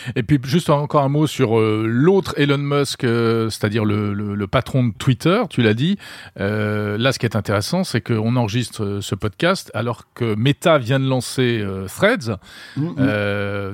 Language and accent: French; France; chez nous en France